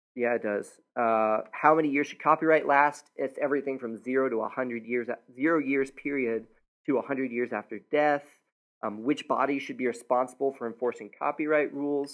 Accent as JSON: {"language": "English", "country": "United States", "said": "a American citizen"}